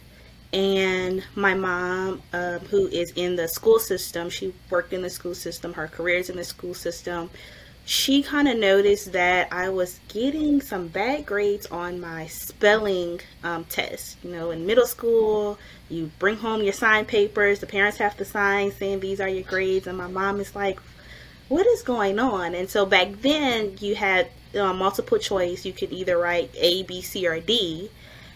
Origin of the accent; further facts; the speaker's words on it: Louisiana, United States; we're from Louisiana, so we love the crawfish